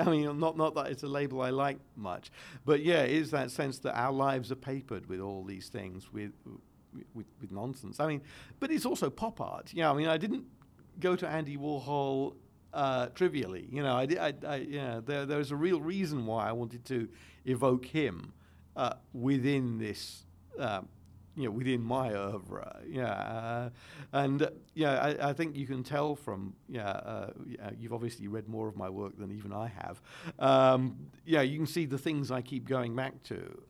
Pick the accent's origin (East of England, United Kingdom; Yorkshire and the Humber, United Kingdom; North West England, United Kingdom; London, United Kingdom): London, United Kingdom; I'm also a Londoner.